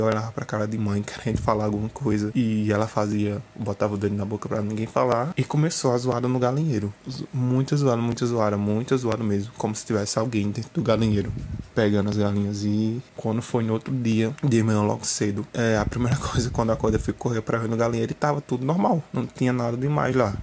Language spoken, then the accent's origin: Portuguese; Campina Grande, Paraíba, Brazil; sou de Campina Grande, Paraíba